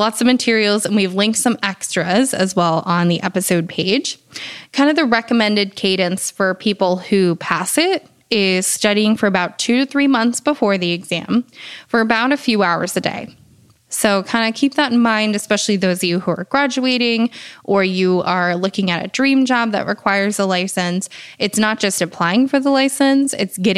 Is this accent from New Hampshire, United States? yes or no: yes; New Hampshire, United States; I'm from New Hampshire